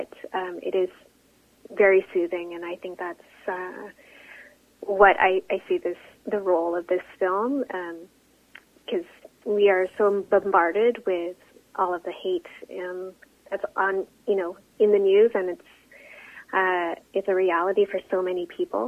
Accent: Canada; a Filipino Canadian, as a visible Asian woman

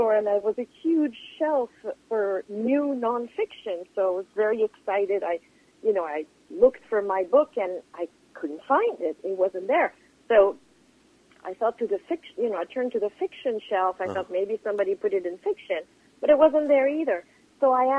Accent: Geneva, Switzerland; now in New York City, United States; I was born in Geneva.

